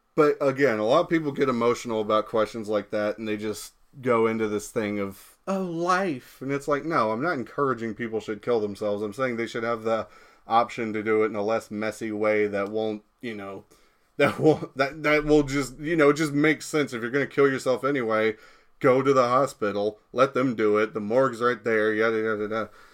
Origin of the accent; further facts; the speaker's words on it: United States; I'm American